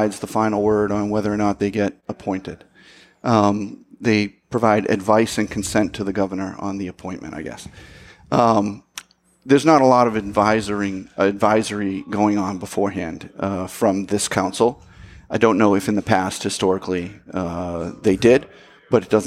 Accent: Malden, Massachusetts, United States; moved away as an adult; also born or lived in Boxford, Massachusetts; I originally grew up in Malden

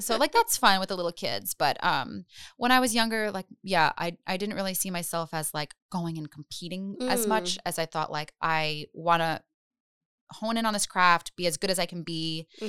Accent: Providence, Rhode Island, United States; Providence. I grew up on Charles Street.

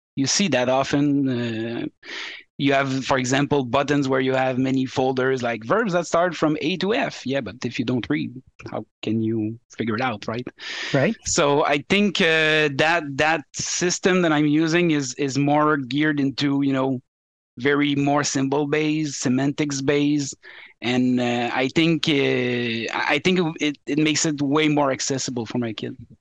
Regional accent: Quebec, Canada; English is a second language; I'm I'm from Quebec

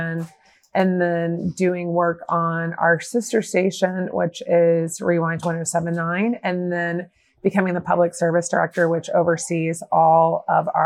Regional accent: Atlanta, Georgia, United States; also born or lived in Arizona; I'm from Atlanta, and I started in radio kind of like college in Arizona. And then I came back to Atlanta

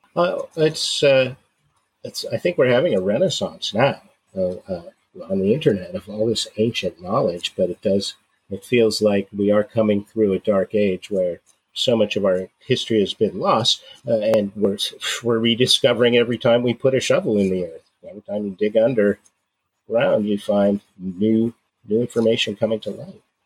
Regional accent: San Francisco Bay Area, California, United States; moved away; also born or lived in Oregon; I grew up in the San Francisco Bay Area

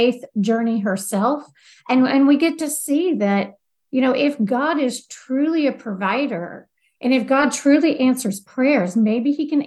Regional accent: the South, United States; I am from the South

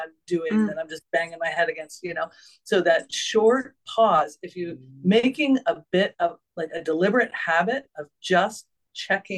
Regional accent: New England, United States; I was raised in New England

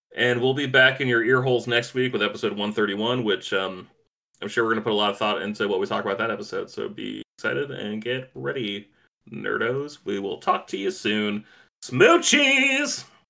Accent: East Coast, United States; moved away; I grew up on the East Coast. I'm used to East Coast winters

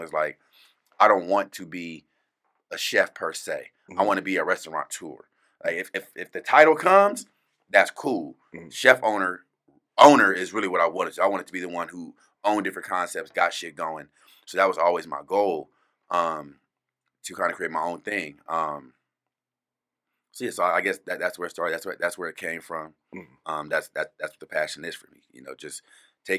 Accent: California, United States; now in Phoenix, United States; growing up in California, it's so diverse out there

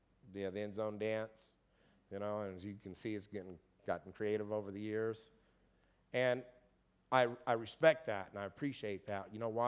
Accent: Kokomo, Indiana, United States; And I just went to my hometown in Kokomo, Indiana 2 weeks ago.

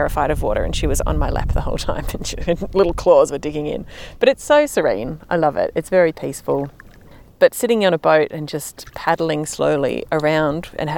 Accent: Melbourne, Victoria, Australia; I grew up in Melbourne

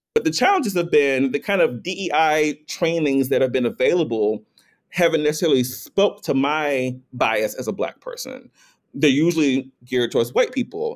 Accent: North Carolina, United States; I'm from North Carolina, I'm a gay black man, and, and grew up in an environment

